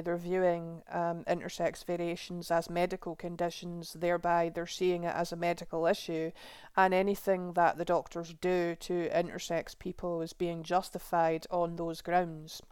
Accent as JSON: {"language": "English", "region": "Scotland", "country": "United Kingdom", "tie": "born or raised there", "said": "my home country of Scotland"}